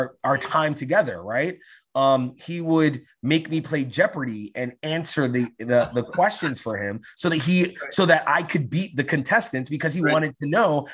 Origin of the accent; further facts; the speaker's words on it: New York City, New York, United States; I grew up in New York, in East New York, which was a very undeveloped part of New York. It's in Brooklyn.